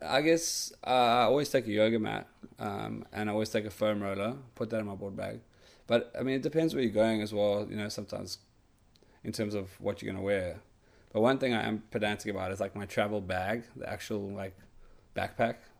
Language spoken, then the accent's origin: English; Cape Town, Western Cape, South Africa; my hometown in Hudbay